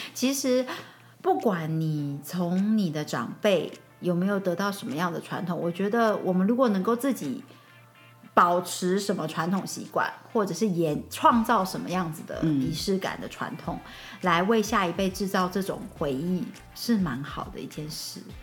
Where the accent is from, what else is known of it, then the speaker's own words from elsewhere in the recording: Lukang, Changhua County, Taiwan; moved away; 因为我们的家乡是鹿港